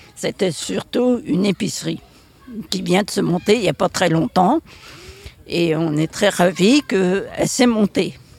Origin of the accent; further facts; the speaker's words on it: Saint-Gravé, Brittany, France; je suis de Saint-Gravé, je suis né à Saint-Gravé